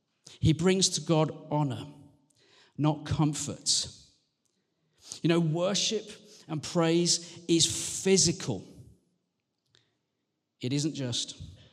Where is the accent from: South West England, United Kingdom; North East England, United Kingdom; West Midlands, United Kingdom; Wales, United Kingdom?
West Midlands, United Kingdom; But I am from the West Midlands. And we do not do shows of public emotion, ever.